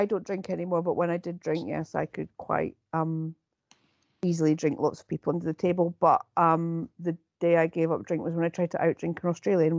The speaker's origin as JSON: {"language": "English", "region": "Scotland", "country": "United Kingdom"}